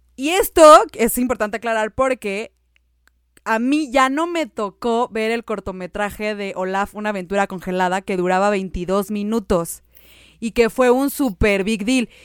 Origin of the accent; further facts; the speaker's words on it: Mexico; Yo soy mexicana